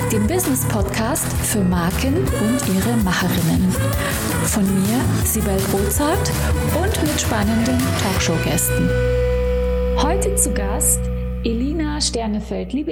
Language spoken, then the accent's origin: German; Nürtingen, Baden-Württemberg, Germany; Ich komme aus Nürtingen, weißt du das?